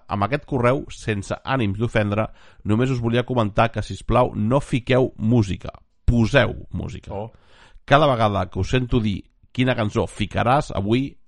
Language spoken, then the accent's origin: Catalan; Barcelona, Catalonia, Spain; soc, soc de Barcelona capital